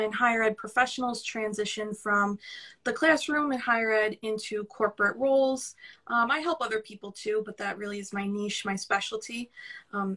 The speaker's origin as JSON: {"language": "English", "town": "New York City", "region": "New York", "country": "United States", "accent": "New York", "said": "I really hear my New York accent right now compared to yours"}